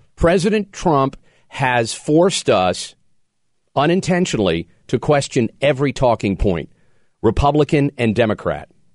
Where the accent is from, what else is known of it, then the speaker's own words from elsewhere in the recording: Pennsylvania, United States; cities in Pennsylvania that have, have recently made the list. My home state